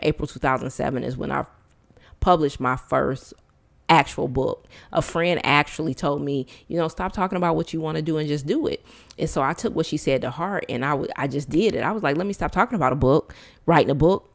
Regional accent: Detroit, Michigan, United States; born or raised there; moved away as an adult

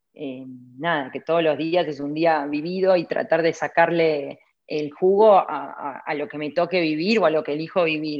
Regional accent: Buenos Aires, Argentina; moved away as an adult; also born or lived in Santiago, Chile / London, United Kingdom; now in North Carolina, United States; soy argentina, que no sé, eh, que oriunda de Villa de Voto, siempre lo digo, porque no es lo mismo nacer en Capital Federal que en Villa de Voto

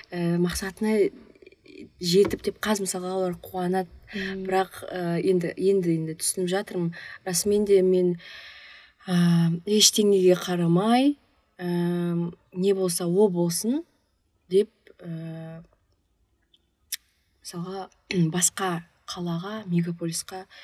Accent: Pavlodar, Pavlodar Region, Kazakhstan; ә, мен павлодар қаласының тумасымын

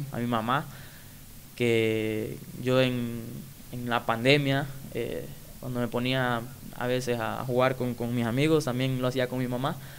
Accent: Quimistán, Santa Bárbara, Honduras; soy de Quimistán, Santa Bárbara, creo que ahí di mis primeros inicios en el, fútbol, como niño

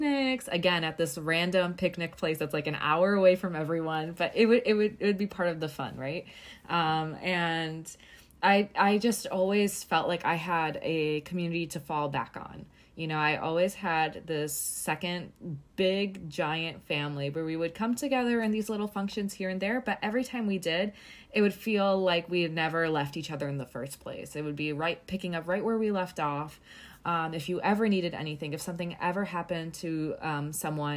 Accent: United States; growing up as a Kashmiri Pandit in the U.S.

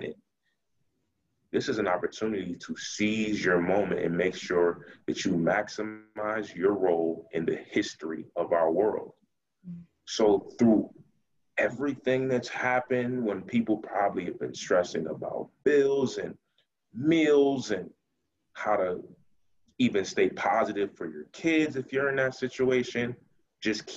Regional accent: Buffalo, New York, United States; I'm from Buffalo, New York. That's Western New York, which is only about an hour from Rochester

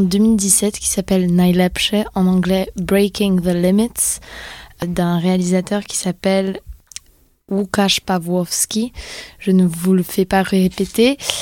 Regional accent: Poland; je suis polonaise

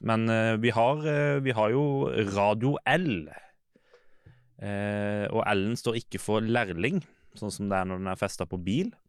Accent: Lillesand, Agder, Norway; jeg er fra Lillesand

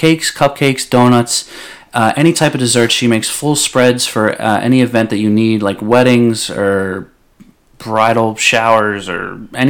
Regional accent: Rockland County, New York, United States; as a kid growing up in Rockland County.

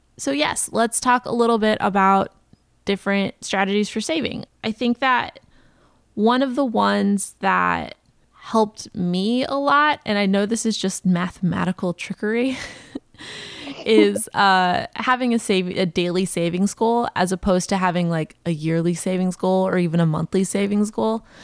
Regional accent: the South, United States; moved away; I grew up in the South

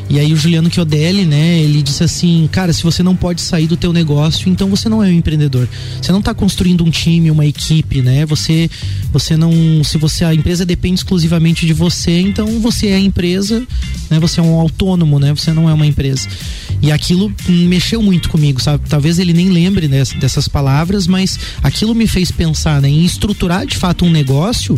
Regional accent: Lages, Santa Catarina, Brazil; also born or lived in Curitiba; Eu sou natural de Lages mesmo. É, apesar de que nasci aqui e meus pais retornaram a Curitiba, então bem pequeno, vivi a minha primeira infância, né, uhum. naquela cidade. Quando retornei a Lages, então, é, pequeno ainda

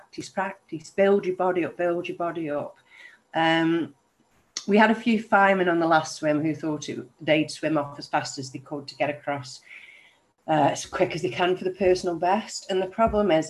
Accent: Stoke-on-Trent, West Midlands, United Kingdom; I'm from Stoke-on-Trent

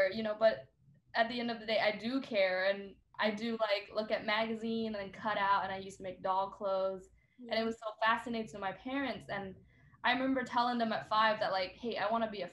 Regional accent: Vietnam; now in Seattle, United States; I grew up in Vietnam

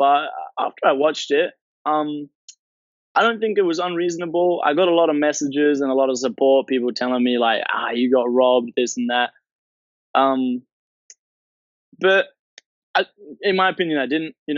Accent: Townsville, Queensland, Australia; also born or lived in Brisbane; I grew up in Townsville, actually. Moved to Brisbane when I was pretty young.

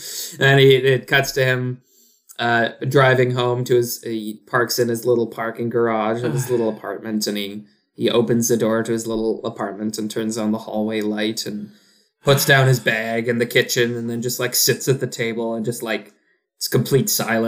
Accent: Texas, United States; accent: Leeds; I'm also from Texas, but my parents were from Leeds, so I rather picked up their accent as I was growing.

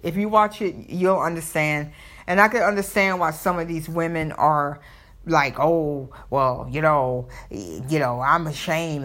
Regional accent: the South, United States; accent: Southern; I may have my Southern accent

